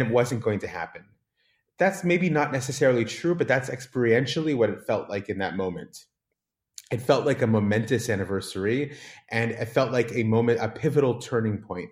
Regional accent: San Diego, California, United States; moved away as an adult; now in Israel; growing up in Southern California, in San Diego

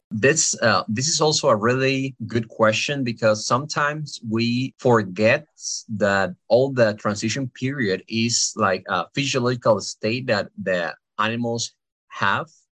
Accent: Costa Rica; moved away as an adult; now in Pennsylvania, United States; I am from Costa Rica.

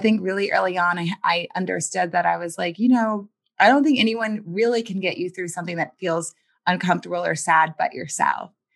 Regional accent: New Orleans, Louisiana, United States; I was born in New Orleans, Louisiana

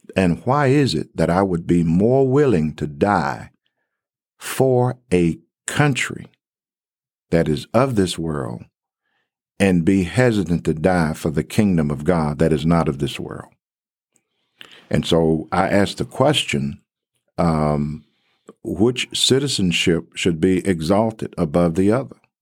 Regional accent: Covington, Tennessee, United States; moved away as an adult; also born or lived in Texas / Atlanta, Georgia; now in Abilene, United States; I was born in Covington, Tennessee

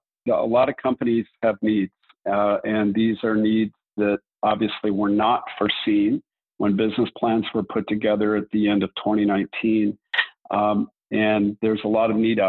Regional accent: Southern California, United States; I grew up in Southern California, attended school in LA, USC

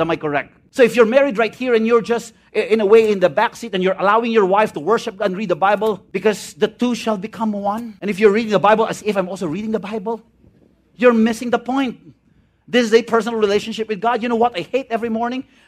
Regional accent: Visayas, Philippines; I'm from the Visayan area.

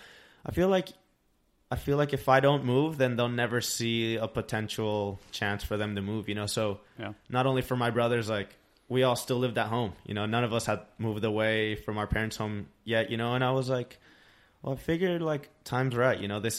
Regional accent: Tucson, Arizona, United States; moved away as an adult; now in San Diego, United States; Growing up in Tucson, I really appreciated where I came from

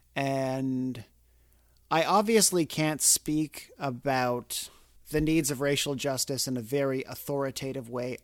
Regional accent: Canada; now in United States; I'm not from here, I'm from Canada

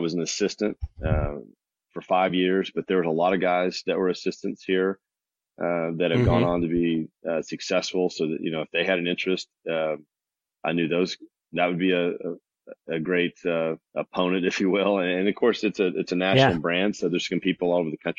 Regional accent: Bartlesville, Oklahoma, United States; also born or lived in Texas; I grew up in a small town called Bartlesville, just north of here, about 45 minutes

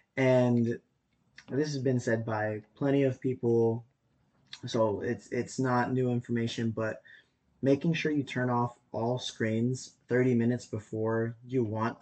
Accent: Madera, California, United States; born and raised in Madera too

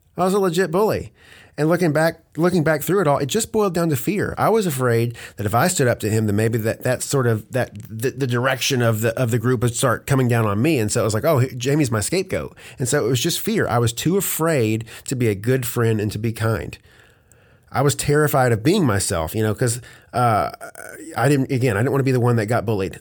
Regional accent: Hope, Arkansas, United States; moved away as an adult; also born or lived in Oklahoma / Conway, Arkansas; now in Atlanta, United States; I was born in Oklahoma and then my parents moved, uh, to Hope, Arkansas, and when I was like two. And so I went to all through my, you know, all through school there

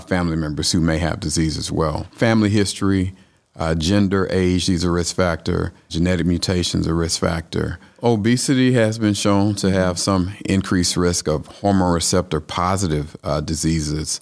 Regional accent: Atlanta, Georgia, United States; also born or lived in Louisiana; now in Tifton, United States; I'm a Georgia boy. I'm from Atlanta

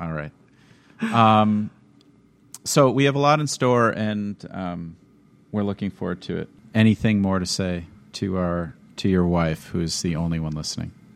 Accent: Minnesota, United States; moved away as an adult; also born or lived in Washington; now in Wisconsin, United States; growing up in Minnesota means that you were under the heavy hand of Lutheran choral tradition

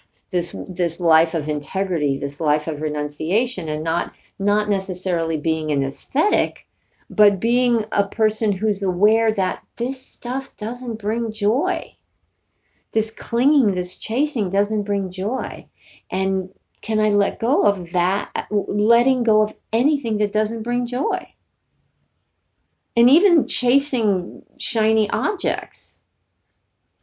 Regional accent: New York, United States; I'm from New York. I'm not from Alabama

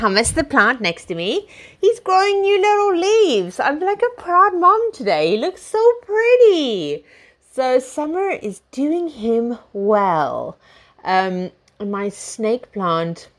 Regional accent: South Africa; now in United Kingdom; I see myself as South African as well

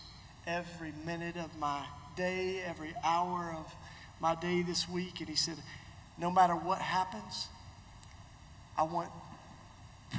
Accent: Tennessee, United States; my home state of Tennessee

